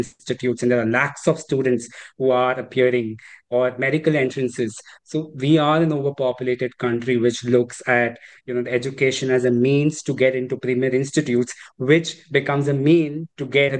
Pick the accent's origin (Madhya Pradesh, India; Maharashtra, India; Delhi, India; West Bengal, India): Maharashtra, India; Mumbai; English is a second language; I'm from Mumbai.